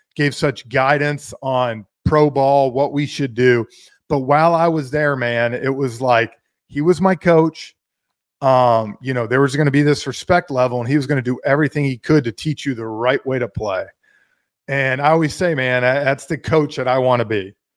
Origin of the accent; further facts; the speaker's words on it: Atlanta, Georgia, United States; growing up in Atlanta